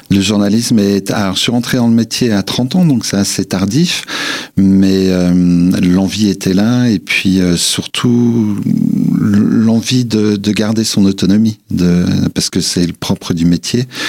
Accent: Nancy, Grand Est, France; also born or lived in Vosges / Brazil; Les racines sont vosgiennes, mais je suis né à Nancy

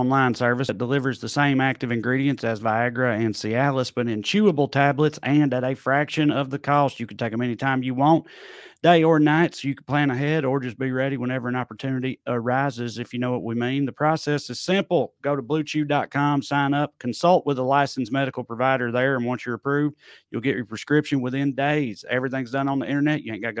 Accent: the South, United States; We're trash from the South where it's hot all the time

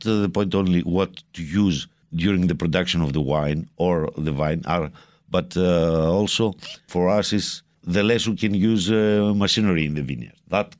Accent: Goumenissa, Central Macedonia, Greece; First of all, I'm from North Greece.

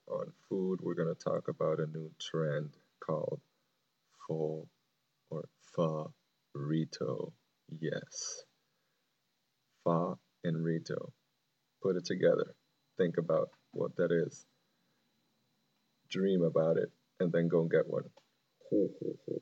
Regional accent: Venezuela; moved away; I grew up in Venezuela

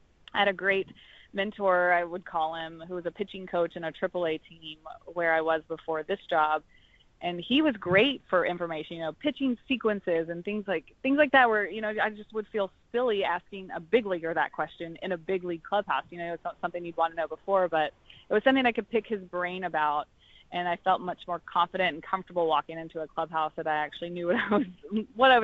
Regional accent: Texas, United States; growing up in Texas, I absolutely loved high school football

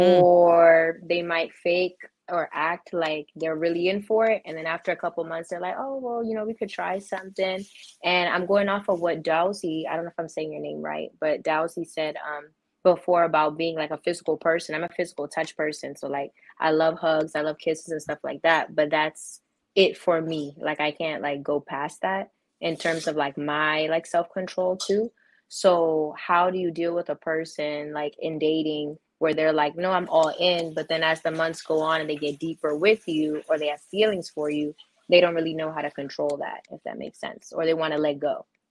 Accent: Maryland, United States; I'm from Maryland.

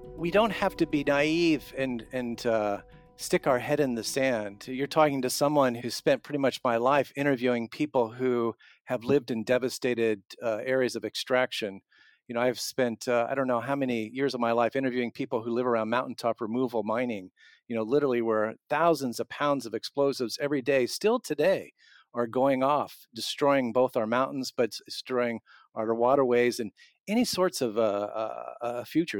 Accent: Southern Illinois, United States; now in Iowa, United States; I'm not from Iowa, I'm from Southern Illinois, where we used to strip mining

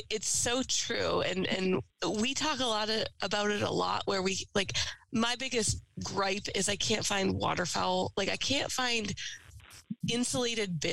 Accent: Massachusetts, United States; I grew up in Massachusetts

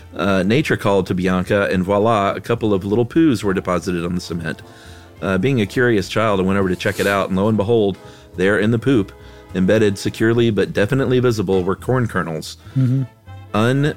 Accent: Houston, Texas, United States; I grew up in Houston, Texas, guys.

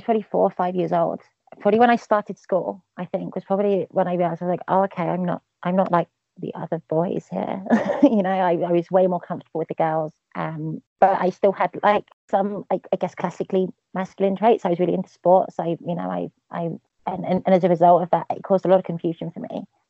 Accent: East of England, United Kingdom; also born or lived in Milton Keynes; I moved around quite a lot. But I grew up mainly about an hour north of central London. Just outside the big M25 ring road that goes out. So it's kind of more country, kind of small town kind of thing.

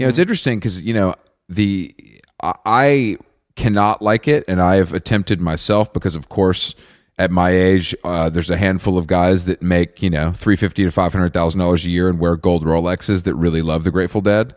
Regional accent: outside of Atlanta, Georgia, United States; where I grew up outside of Atlanta

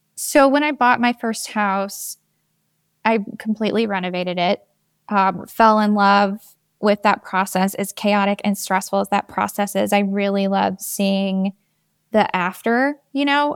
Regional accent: Georgia, United States; also born or lived in New York; now in Atlanta, United States; I'm from Georgia. I grew up about an hour and a half away from Atlanta

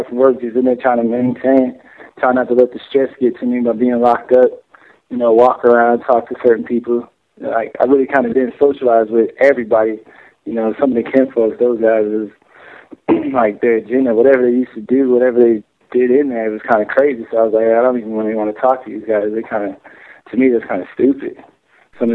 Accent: Atlanta, Georgia, United States; moved away; They called me ATL because I was from Atlanta

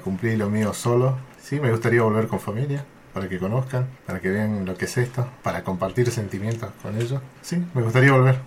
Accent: San Salvador de Jujuy, Jujuy, Argentina; moved away as an adult; also born or lived in Buenos Aires; Yo soy de Jujuy Capital, capital, y ahí pasé mi infancia hasta mi juventud y bueno, de ahí me fui a Buenos Aires

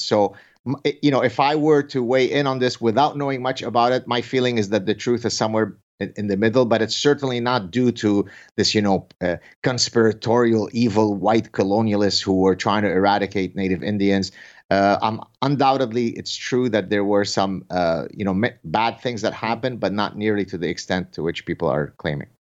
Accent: Canada; I say this as a Canadian

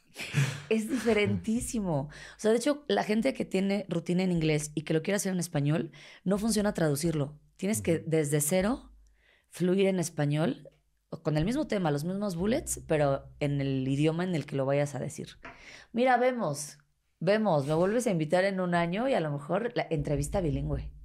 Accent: Mexico City, Mexico; accent: chilango; soy chilanga, que soy de la Ciudad de México

